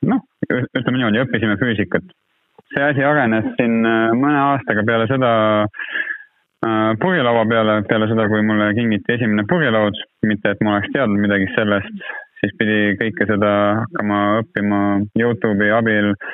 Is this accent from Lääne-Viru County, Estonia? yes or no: yes; Lääne-Viru County, Estonia; ma tegelikult ise olen ju Lääne-Virumaalt pärit